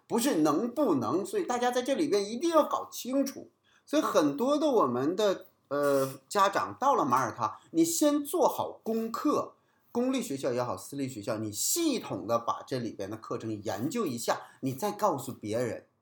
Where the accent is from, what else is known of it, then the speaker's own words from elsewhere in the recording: China; 我们中国人的语文